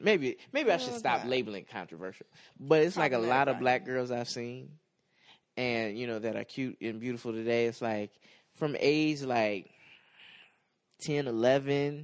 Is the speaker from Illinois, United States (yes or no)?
yes; western suburbs of Chicago, Illinois, United States; I am from the western suburbs of Chicago.